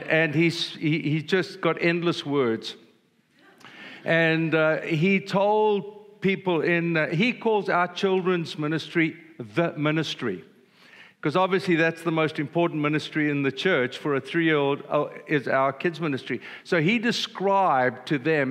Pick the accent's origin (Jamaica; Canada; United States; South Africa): South Africa; I'm old and I'm a South African